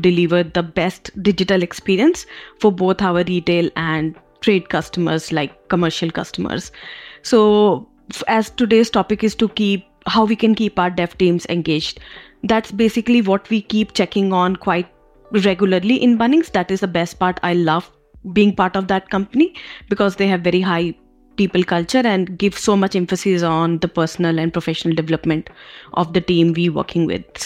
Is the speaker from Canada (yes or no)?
no; India; moved away as an adult; now in Melbourne, Australia; I'm basically from India. We came to Melbourne in like 2016 with my husband